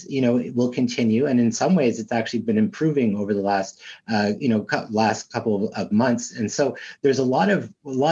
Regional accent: Montreal, Quebec, Canada; I grew up in Montreal

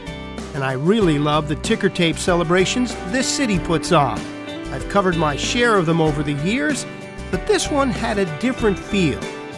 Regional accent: Bergen County, New Jersey, United States; I'm a Bergen County guy.

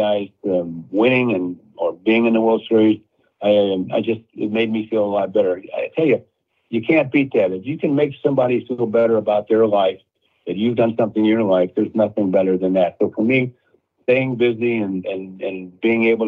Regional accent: St. Louis, Missouri, United States; moved away; I grew up in St. Louis

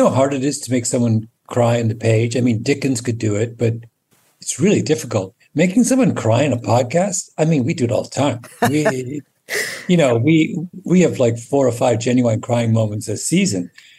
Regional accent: Canada; also born or lived in England; my memories of growing up in England are, you know, I have them, but they're not central to my recollections of my childhood the way my Canada memories are.

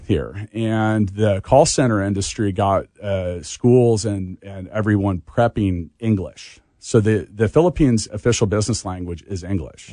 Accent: Leawood, Kansas, United States; I grew up in Leawood

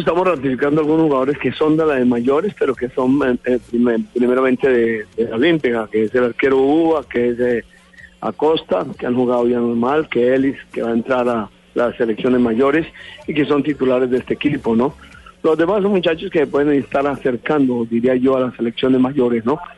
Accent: Colombia; soy colombiano

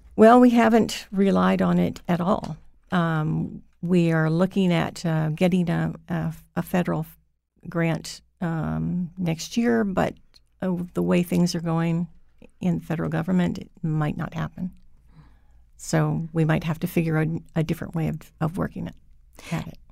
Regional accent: Hawaii, United States; I was raised in Hawaii

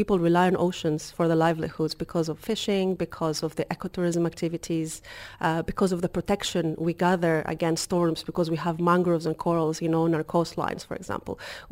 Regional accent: Greece; also born or lived in Kefalonia; now in United Arab Emirates; I'm originally from Greece.

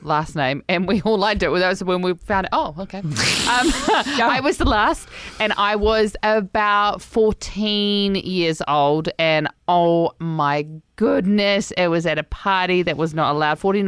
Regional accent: Lower Hutt, Wellington, New Zealand; I grew up in Wellington, Lower Hutt

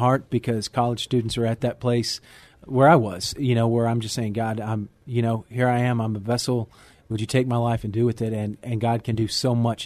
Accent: Midland, Texas, United States; growing up in West Texas was good

